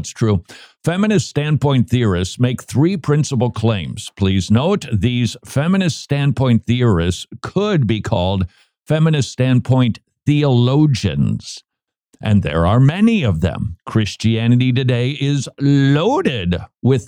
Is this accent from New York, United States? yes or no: no; Minneapolis, Minnesota, United States; I grew up in the Twin Cities of Minneapolis, St. Paul